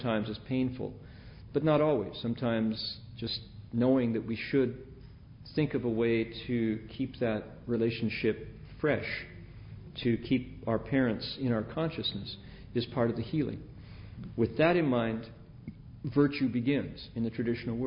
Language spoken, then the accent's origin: English; Midwest, United States; as a kid growing up in the Midwest